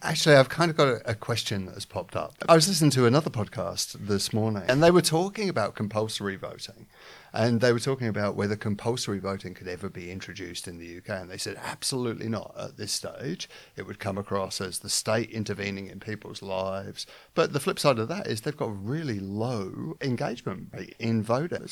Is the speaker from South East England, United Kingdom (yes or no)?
no; London, United Kingdom; am from London